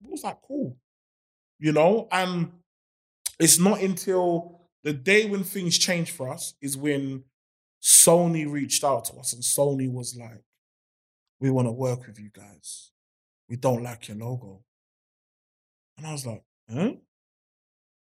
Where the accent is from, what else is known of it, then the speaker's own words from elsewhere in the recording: London, United Kingdom; I'm a guy from Summerlayton